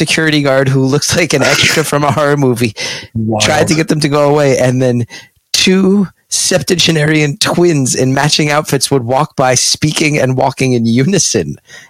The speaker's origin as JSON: {"language": "English", "town": "West Orange", "region": "New Jersey", "country": "United States", "tie": "born or raised there", "said": "growing up in West Orange, that West Orange was a weird place"}